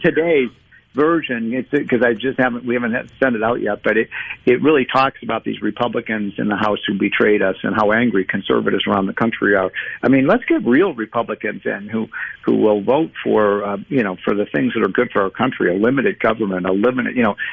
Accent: Illinois, United States; I'm from Illinois

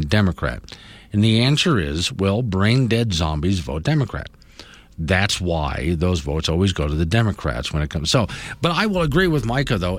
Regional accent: Florida, United States; moved away; I grew up in Florida

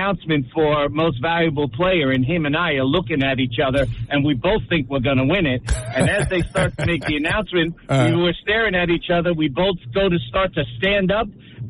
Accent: Union City, New Jersey, United States; I grew up down on 11th Street and Summit Avenue over the Leonard's Army and Navy store. And then we moved up to 22nd Street in between New York and Palisade, right around the block from the reservoir.

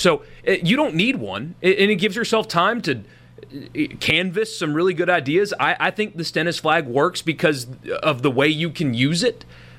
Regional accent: South Carolina, United States; moved away as an adult; I grew up in South Carolina. I haven't lived there in 10 years.

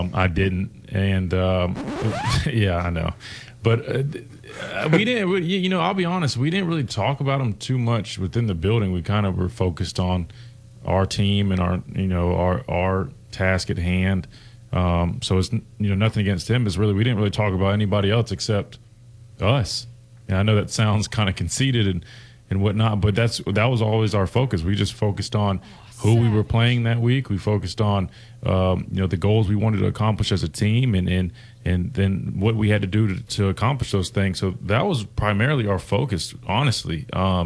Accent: South Carolina, United States; moved away as an adult; now in Alabama, United States; growing up in South Carolina

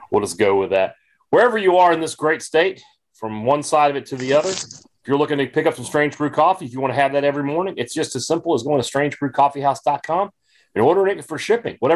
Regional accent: Vicksburg, Mississippi, United States; I am in this, my hometown of Vicksburg.

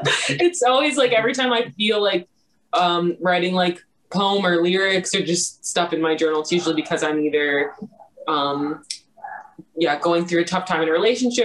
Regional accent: Florida, United States; now in Los Angeles, United States; So I'm originally from Florida.

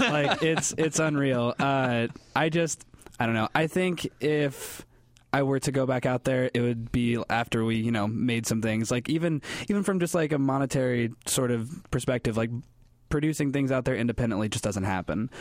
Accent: central Illinois, United States; I'm not from California. I'm from, like, the heart of Illinois, like, cornfield towns

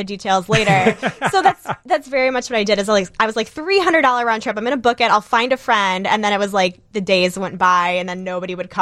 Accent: United States

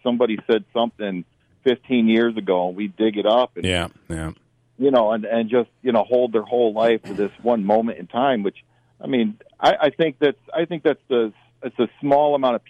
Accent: Syracuse, New York, United States; moved away as an adult; now in Binghamton, United States; I grew up in Syracuse.

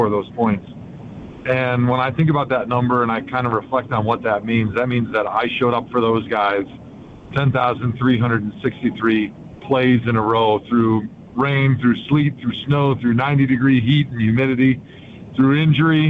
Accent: Brookfield, Wisconsin, United States; where I grew up in Brookfield

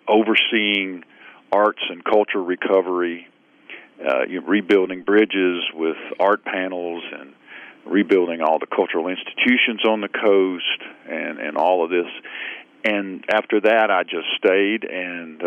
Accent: Stone County, Mississippi, United States; also born or lived in Bay St. Louis, Mississippi; I grew up in Stone County. It's one of the lower six counties

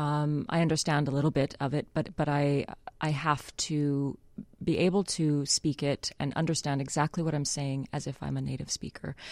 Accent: Winnipeg, Manitoba, Canada; moved away; I'm Canadian from Winnipeg

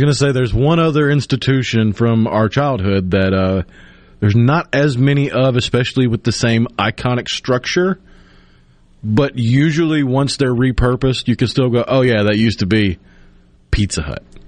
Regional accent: Tupelo, Mississippi, United States; moved away; also born or lived in Clinton, Mississippi; In my hometown of my childhood in Tupelo

